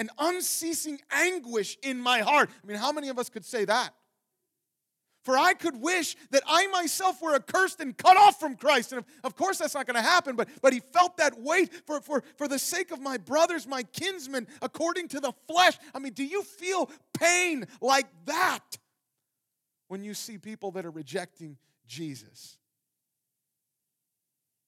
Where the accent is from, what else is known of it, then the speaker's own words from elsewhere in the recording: Ohio, United States; moved away; I grew up in the cornfields of Ohio